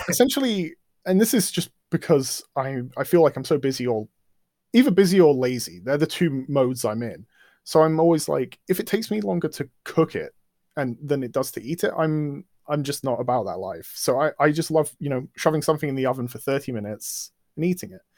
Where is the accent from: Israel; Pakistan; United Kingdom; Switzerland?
United Kingdom; England; culture I've grown up in. I mean, we're English